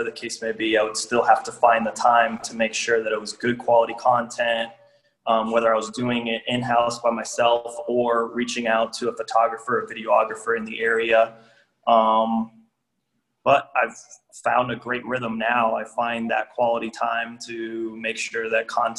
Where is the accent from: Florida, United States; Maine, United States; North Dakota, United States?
Florida, United States; Miami; moved away as an adult; also born or lived in Georgia; now in Indianapolis, United States; born and raised in Miami